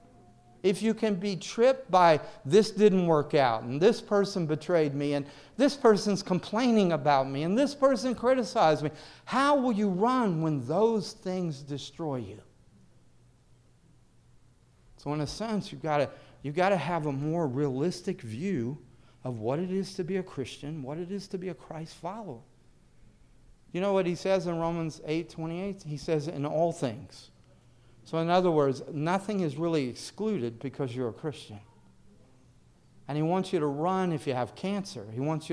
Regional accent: the South, United States; now in New York, United States; I grew up in the South

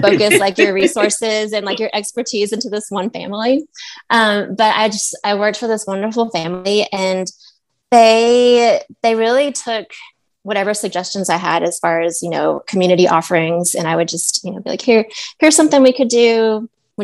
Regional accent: Nashville, Tennessee, United States; now in Chicago, United States; I'm from Nashville.

